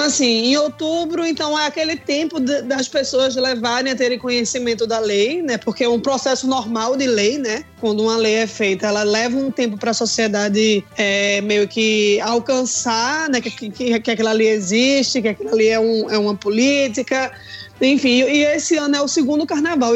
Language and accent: Portuguese; Northeast Brazil, Brazil; a gente é nordeste do Brasil, é, um, é uma região muito quente